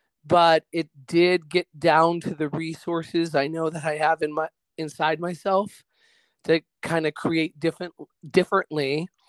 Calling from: Middleburg, Virginia, United States; I am calling you from Middleburg, Virginia, not too far away from you guys, about 45 minutes west.

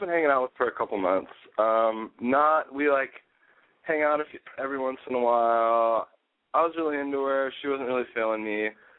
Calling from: Las Vegas, Nevada, United States; I am calling from Las Vegas, and I live in Los Angeles.

